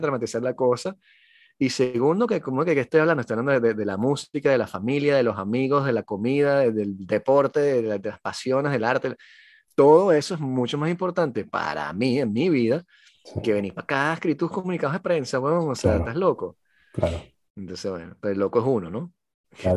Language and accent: Spanish; Venezuela; now in France; yo soy un venezolano que escribe en francés